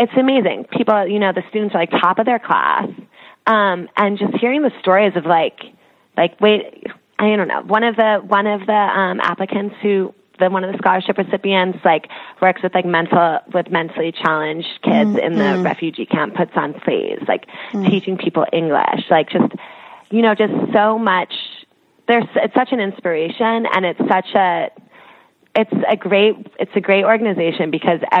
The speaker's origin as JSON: {"language": "English", "area": "outside New York", "region": "New Jersey", "country": "United States", "tie": "born or raised there", "also_born_or_lived": "London", "said": "I grew up outside of New York and New Jersey"}